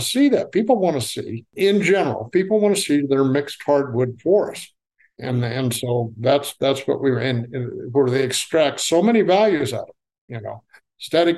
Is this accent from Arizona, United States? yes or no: no; Nebraska, United States; now in Tennessee, United States; I'm from Nebraska, where we had wild plums just lining the roadside